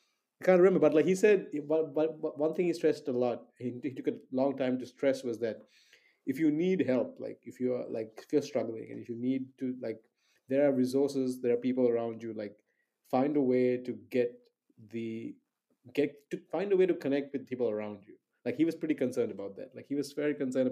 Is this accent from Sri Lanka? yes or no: yes; Sri Lanka; I'm from Sri Lanka